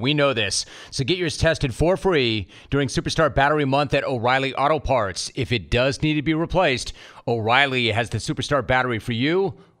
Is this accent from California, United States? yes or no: yes; Calabasas, California, United States; I grew up in Calabasas